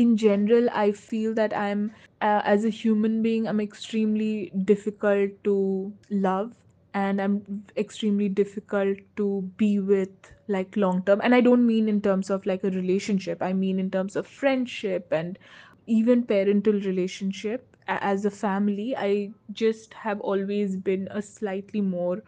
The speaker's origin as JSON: {"language": "English", "town": "Rourkela", "region": "Odisha", "country": "India", "tie": "born or raised there", "said": "Growing up in Rourkela"}